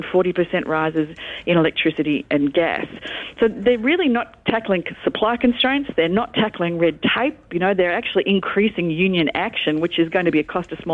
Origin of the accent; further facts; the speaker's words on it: Victoria, Australia; I'm from Victoria.